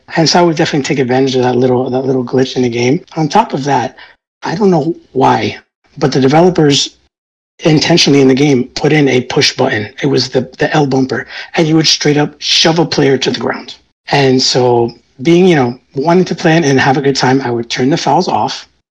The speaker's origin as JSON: {"language": "English", "region": "New York", "country": "United States", "tie": "born or raised there", "said": "I was born in New York. My family immigrated to New York many years before"}